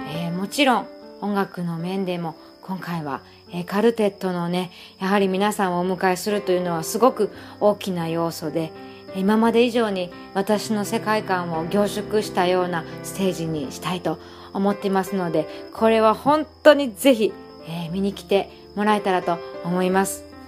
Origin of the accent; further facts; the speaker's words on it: Wakayama, Japan; moved away; 生まれ育った和歌山の辺